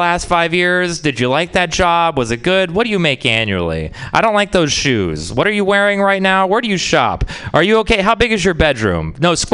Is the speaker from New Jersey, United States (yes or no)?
no; Texas, United States; I'm from Texas